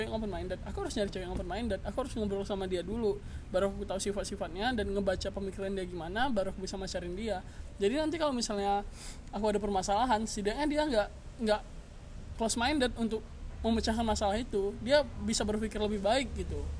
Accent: Pekanbaru, Riau, Indonesia; now in Bandung, Indonesia; ya aku asli Pekanbaru

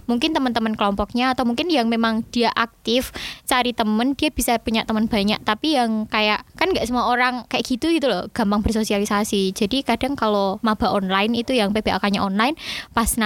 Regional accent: Java, Indonesia; Dan aku juga kan orang Jawa, jadi kalau kayak culture shock gitu nggak terlalu sih, mungkin cuma kayak bahasa culture shock nih.

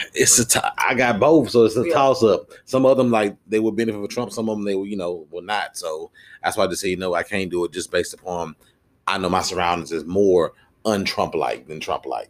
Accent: Houston, Texas, United States; I came from Houston to Dallas

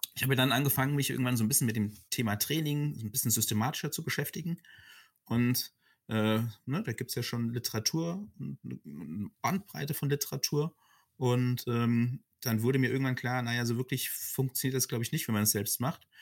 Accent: Frankfurt, Hesse, Germany; ich bin tatsächlich ein, ein Frankfurter Bub

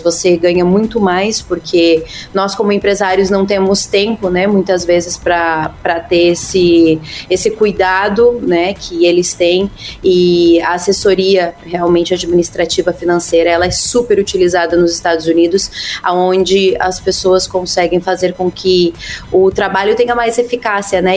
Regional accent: Santa Catarina, Brazil; moved away as an adult; now in United States; eu sou da Terrinha

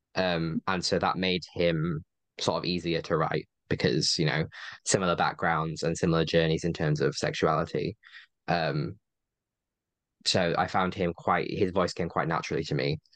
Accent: Yorkshire and the Humber, United Kingdom; my hometown, which is like a, I know, twenty-minute train away from where they are

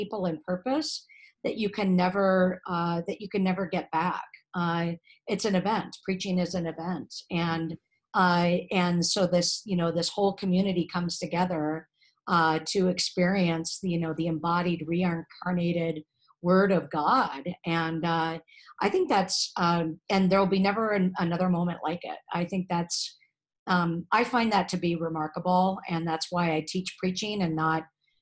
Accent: California, United States; moved away as an adult; also born or lived in Atlanta, Georgia; now in St. Paul, United States; I was born and raised in California

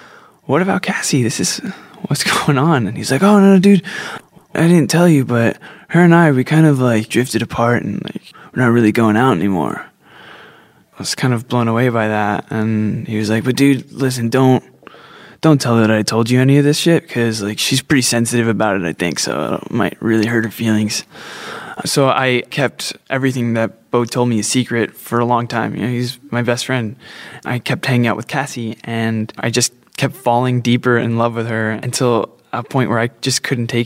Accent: New Jersey, United States; Growing up in New Jersey

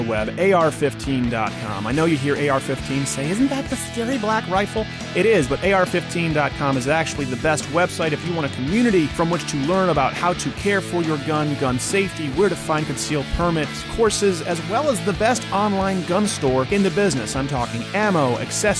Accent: Quebec, Canada; also born or lived in Michigan; now in United States; being raised in French Canada, where I wasn't allowed to go to English schools

